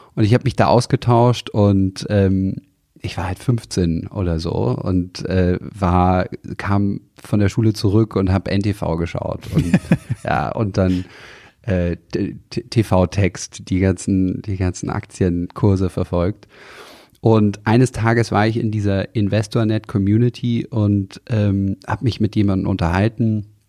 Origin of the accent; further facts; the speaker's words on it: near Tegernsee, Bavaria, Germany; ich bin aufgewachsen in der Nähe vom Tegernsee in den Bergen, in Kreuz